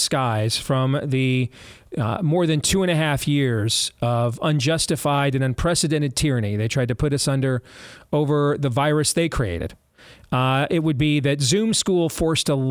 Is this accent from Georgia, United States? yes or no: no; Iowa, United States; My home state of Iowa right here, where we are broadcasting globally from